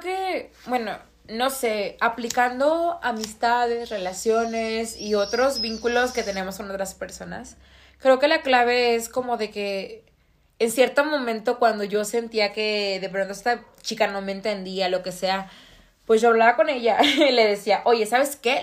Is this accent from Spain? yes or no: no; Tabasco, Mexico; moved away; Yo vengo de un estado de, bueno, del estado de Tabasco